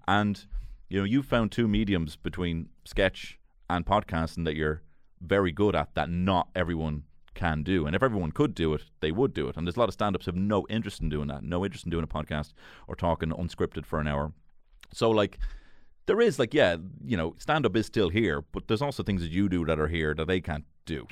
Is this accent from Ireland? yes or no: yes; Dublin, Leinster, Ireland; I grew up in Marino.